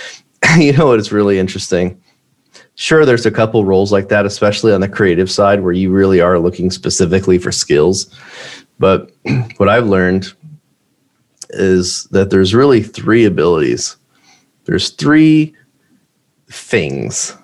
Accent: United States; I'm an American entrepreneur

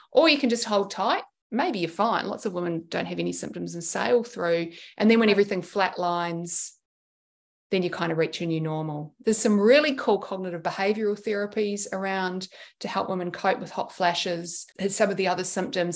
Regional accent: New Zealand; now in Sydney, Australia; I grew up in New Zealand and we went back

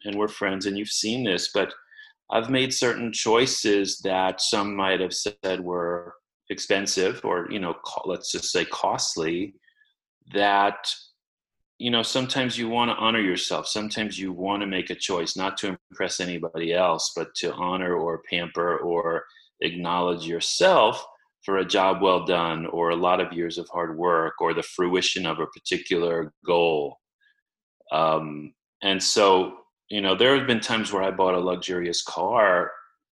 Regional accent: New York City, New York, United States; I grew up in Queens in New York City in a two-bedroom apartment with my parents and my brother

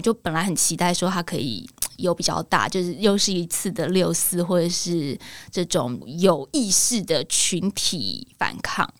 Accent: Taiwan; 台湾人如果碰到同样的事情，我们有没有办法有这个战斗民族的的性格出现？

